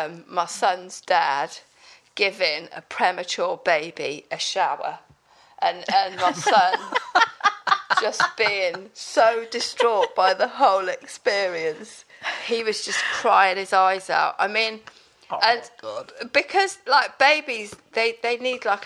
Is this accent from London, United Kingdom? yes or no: no; Pembrokeshire, South West Wales, United Kingdom; moved away as an adult; I come from Pembrokeshire in South West Wales